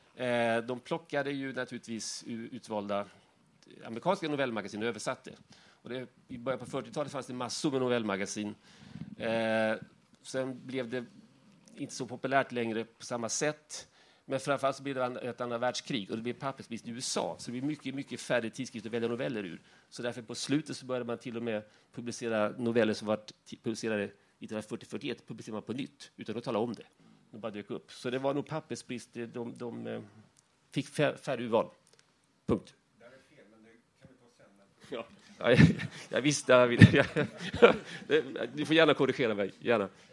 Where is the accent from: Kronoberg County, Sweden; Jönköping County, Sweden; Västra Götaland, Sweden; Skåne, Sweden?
Jönköping County, Sweden; Värnamo; jag kommer från Värnamo